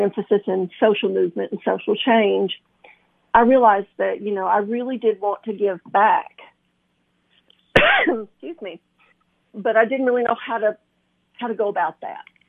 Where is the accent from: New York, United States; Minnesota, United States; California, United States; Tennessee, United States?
Tennessee, United States; McMinnville; born or raised there; also born or lived in Flint, Michigan